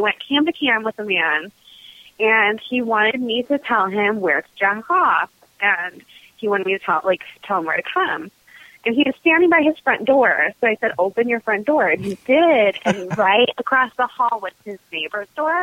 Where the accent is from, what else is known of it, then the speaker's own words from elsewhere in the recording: Southern California, United States; I grew up in Southern California